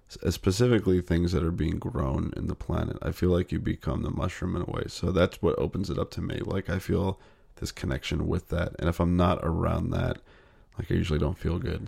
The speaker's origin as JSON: {"language": "English", "region": "Northern California", "country": "United States", "tie": "born or raised there", "also_born_or_lived": "New Jersey", "said": "My mom and dad split up when I was seven. We moved to Northern California from New Jersey"}